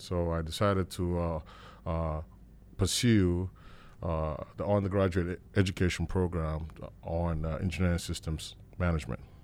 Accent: Nigeria; as a little boy growing up in Nigeria

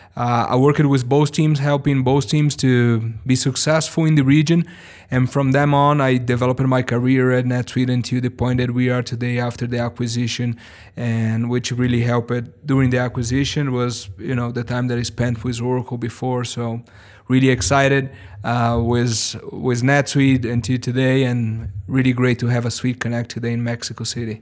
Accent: São Paulo, Brazil; English is a second language; also born or lived in Missouri, United States; I was born and raised in Sao Paulo, Brazil

